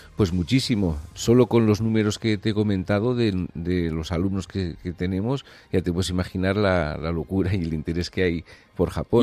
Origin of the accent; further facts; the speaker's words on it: San Sebastián, Basque Country, Spain; moved away as an adult; also born or lived in Japan; now in Barcelona, Spain; yo soy de San Sebastián